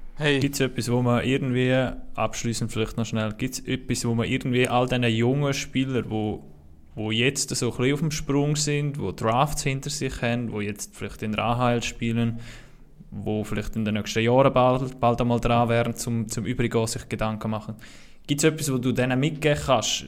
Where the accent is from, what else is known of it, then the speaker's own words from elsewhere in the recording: Switzerland; wir Schweizer